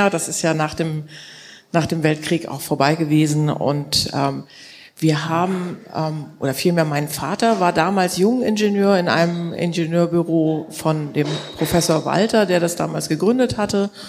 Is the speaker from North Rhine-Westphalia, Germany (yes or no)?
no; Kiel, Schleswig-Holstein, Germany; Ja, also ich bin Kieler Familienunternehmerin